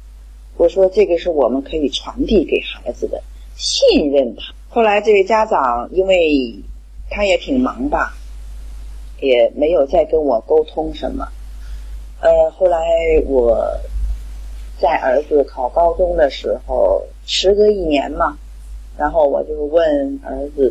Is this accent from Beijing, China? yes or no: no; Qingdao, Shandong, China; ，今天的分享就到这里。